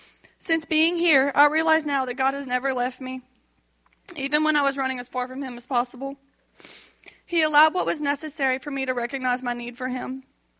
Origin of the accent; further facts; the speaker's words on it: Youngsville, Louisiana, United States; I'm 26 years old. I'm from Youngsville, Louisiana, and I'm the youngest of three girls.